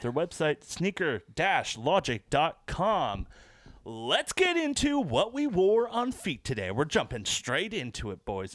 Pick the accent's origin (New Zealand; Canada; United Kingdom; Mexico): Canada; We're Canadian